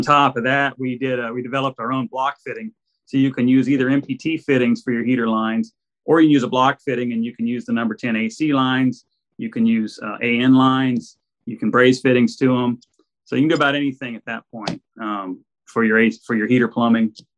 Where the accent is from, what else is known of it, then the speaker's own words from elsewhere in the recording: Arlington, Texas, United States; moved away as an adult; now in San Antonio, United States; I grew up in Arlington, Texas, and I was always a gearhead up there